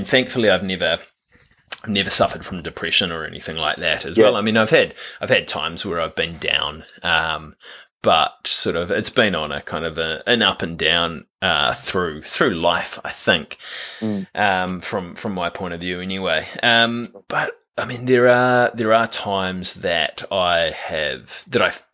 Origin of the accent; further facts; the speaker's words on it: New Zealand; growing up in New Zealand